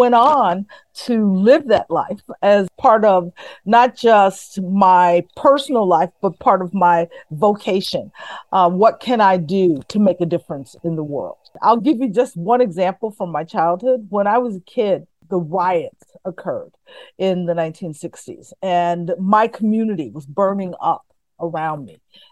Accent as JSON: {"language": "English", "town": "Chicago", "region": "Illinois", "country": "United States", "tie": "born or raised there", "said": "I grew up in inner city Chicago in a neighborhood that many would consider tough on Chicago's west side, the Lawndale community"}